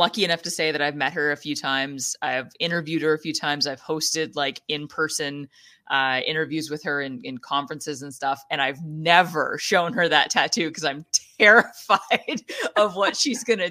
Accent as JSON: {"language": "English", "area": "Ottawa Valley", "region": "Ontario", "country": "Canada", "tie": "born or raised there", "said": "growing up in the Ottawa Valley since I was a kid."}